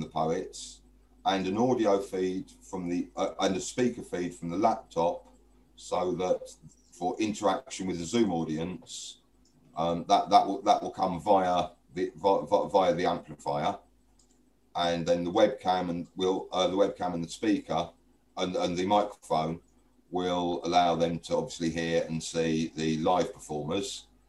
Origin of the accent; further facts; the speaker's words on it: London, United Kingdom; I grew up in East London in the 70s